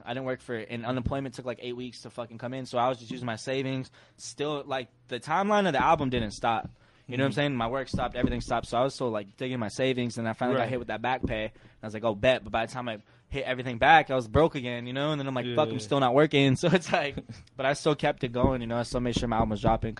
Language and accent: English; the South, United States; When I was growing up in South, though, when I was real little, my mom used to have wind chimes around the house.